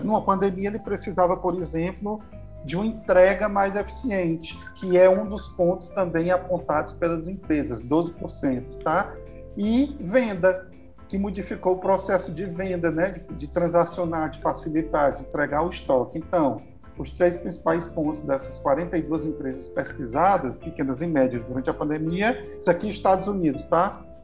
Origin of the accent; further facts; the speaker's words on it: Brazil; moved away as an adult; now in Portugal; da cidade onde eu nasci, onde eu cresci, desenvolvi, me desenvolvi profissionalmente